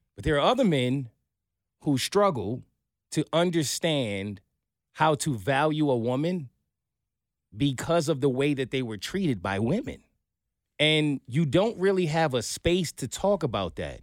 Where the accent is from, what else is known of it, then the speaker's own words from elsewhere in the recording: New York, United States; I'm a New Yorker